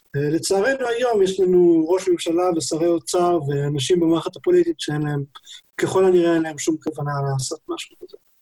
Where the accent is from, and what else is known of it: Israel